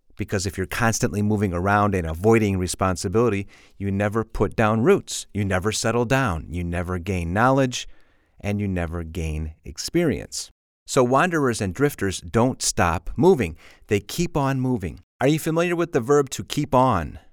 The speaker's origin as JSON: {"language": "English", "area": "Chicago suburbs", "region": "Illinois", "country": "United States", "tie": "born or raised there", "said": "I grew up in the suburbs, but I say I'm from Chicago"}